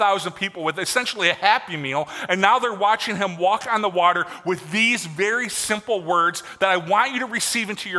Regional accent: Michigan, United States; I grew up in Michigan. And I grew up on Lake Michigan

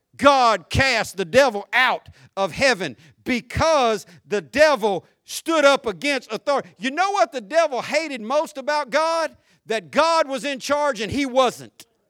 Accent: Florida, United States; I grew up in Florida

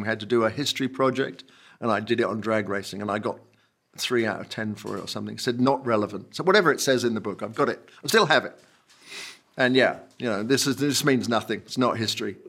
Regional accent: Kent, South East England, United Kingdom; also born or lived in Northampton, England; when I was three, my parents moved to Kent, and I went a couple of years later

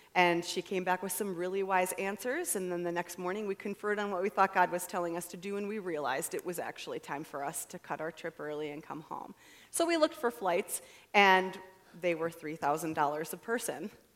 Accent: United States; I'm an American

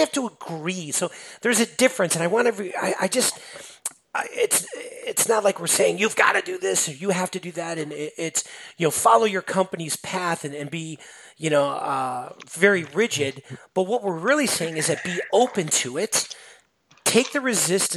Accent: Chicago, Illinois, United States; I'm from Chicago area

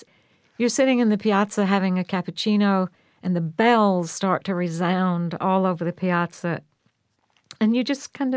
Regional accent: the South, United States; now in San Francisco, United States; Well, I'm from the South and grew up with an almost identical kind of sense of community. But as a grown-up, I've lived in San Francisco

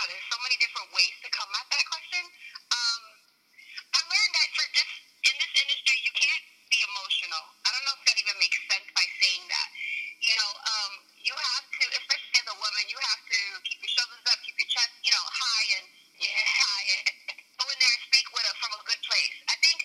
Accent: Bridgeport, Connecticut, United States; I am originally from Bridgeport, Connecticut, born and raised.

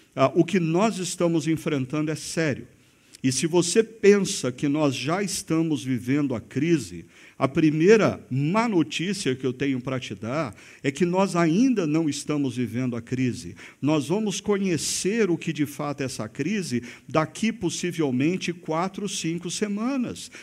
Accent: Brazil; como brasileiros

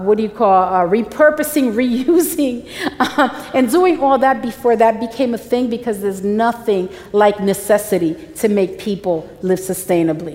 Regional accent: New York, United States; I was born and raised in New York, and my mom came when she was 5 years old

